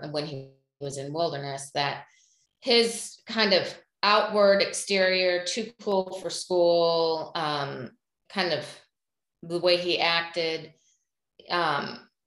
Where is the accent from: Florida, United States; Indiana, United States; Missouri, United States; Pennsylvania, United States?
Indiana, United States; we live in the Midwest. We're from Indiana